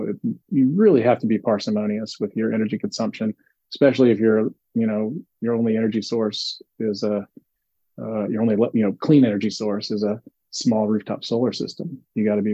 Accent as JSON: {"language": "English", "town": "Nashville", "region": "Tennessee", "country": "United States", "tie": "born or raised there", "moved": "yes", "lives_now": "California, United States", "said": "I grew up in Nashville, Tennessee"}